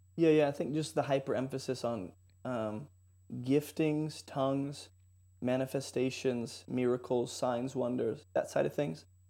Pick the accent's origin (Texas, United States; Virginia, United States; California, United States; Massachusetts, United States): California, United States; San Jose; I grew up in San Jose, so California